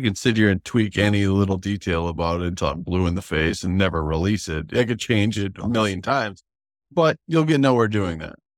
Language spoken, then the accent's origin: English; North Dakota, United States; my hometown, I'm from North Dakota